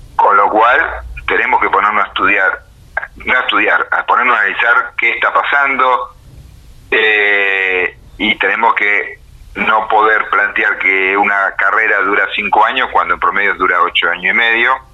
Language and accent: Spanish; Argentina